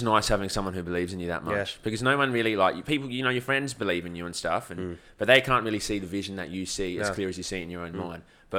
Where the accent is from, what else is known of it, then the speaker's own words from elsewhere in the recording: Australia; I'm born in Australia, yeah.